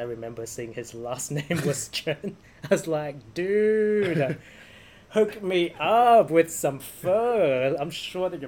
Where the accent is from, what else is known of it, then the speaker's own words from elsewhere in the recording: Christchurch, Canterbury, New Zealand; people of our generation growing up in Christchurch